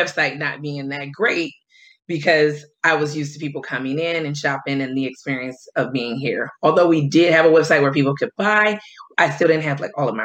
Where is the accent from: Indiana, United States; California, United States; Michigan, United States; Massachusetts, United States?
Michigan, United States; Detroit; moved away as an adult; also born or lived in upstate New York; now in Washington, D.C., United States; I'm originally from Detroit. So I moved to DC in 2012